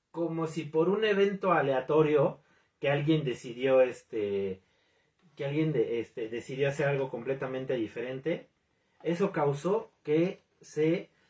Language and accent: Spanish; Mexico; en mi caso, como en, muchas otras familias mexicanas